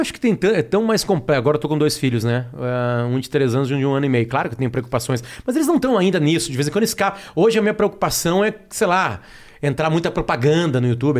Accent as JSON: {"language": "Portuguese", "town": "Alegrete", "region": "Rio Grande do Sul", "country": "Brazil", "tie": "born or raised there", "moved": "yes", "lives_now": "Porto Alegre, Brazil", "said": "Eu fui criado em Alegrete, uma cidade 500 quilômetros de Porto Alegre"}